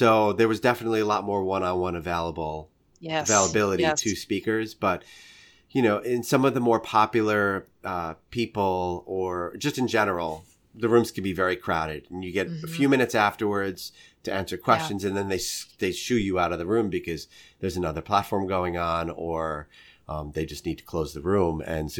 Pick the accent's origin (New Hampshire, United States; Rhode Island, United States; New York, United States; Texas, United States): New York, United States; He's a Southern guy. I'm a New Yorker. Like, we would never be friends under any normal circumstance.